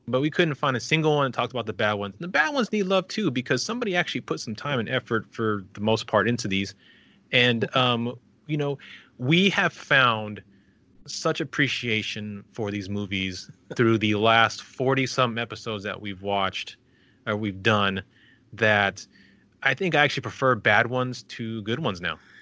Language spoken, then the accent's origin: English; El Paso, Texas, United States; my hometown of El Paso